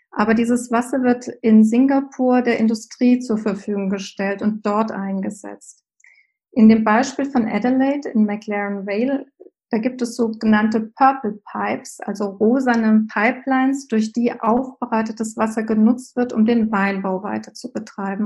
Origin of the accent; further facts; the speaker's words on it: Germany; bei uns in Deutschland